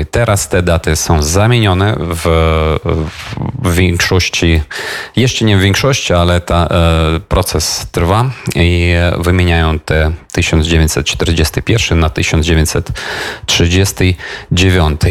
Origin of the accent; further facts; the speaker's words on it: Ukraine; Polish is a second language; u nas w Ukrainie